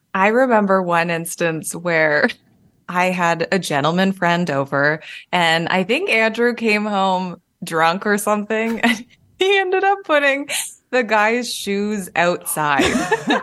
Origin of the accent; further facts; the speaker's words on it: Calgary, Alberta, Canada; moved away as an adult; now in Toronto, Canada; I moved to Toronto after that 'cause I was from Calgary